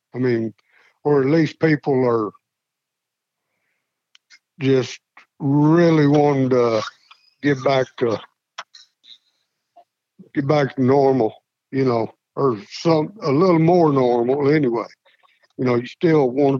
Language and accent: English; Slaughters, Kentucky, United States; I grew up on Rural Route 1, Slaughter's, Kentucky